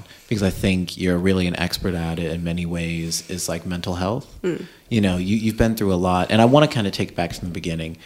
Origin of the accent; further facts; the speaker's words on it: Georgia, United States; we're both from Georgia